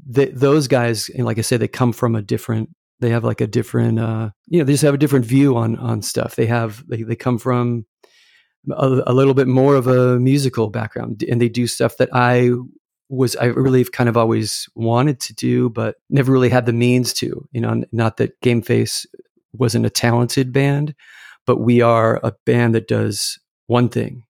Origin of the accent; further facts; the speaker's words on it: Irvine, California, United States; I grew up in Irvine, California.